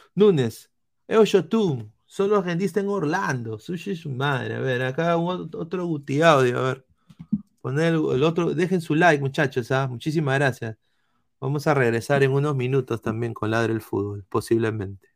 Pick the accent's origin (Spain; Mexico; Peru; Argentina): Peru; como peruanos